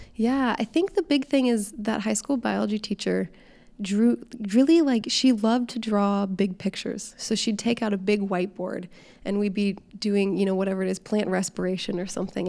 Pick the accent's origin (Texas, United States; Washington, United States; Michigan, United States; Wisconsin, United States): Washington, United States; Seattle; moved away as an adult; now in Southern California, United States; I'm originally from Seattle, so I'm a Seattle transplant now living in Southern California.